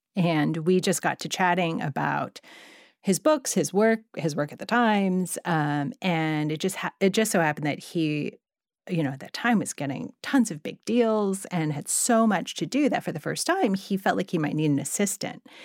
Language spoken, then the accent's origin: English; Monterey Park, California, United States; I grew up in Monterey Park